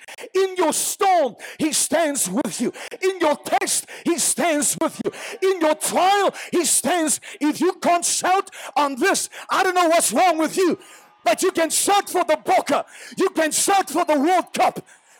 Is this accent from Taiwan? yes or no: no; South Africa; We're from South Africa. We don't know these things.